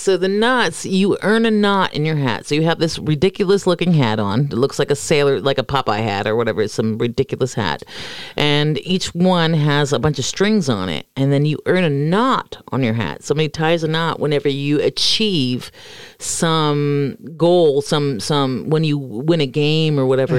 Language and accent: English; Florida, United States; moved away; I come from Florida